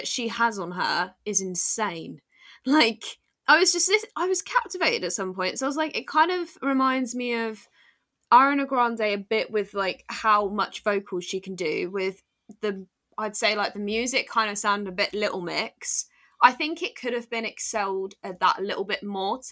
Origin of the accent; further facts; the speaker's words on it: United Kingdom; I'm British myself